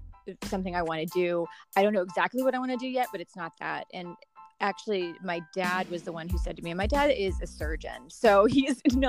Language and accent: English; Chapel Hill, North Carolina, United States; moved away as an adult; also born or lived in New York; now in Los Angeles, United States; I am originally from North Carolina, from Chapel Hill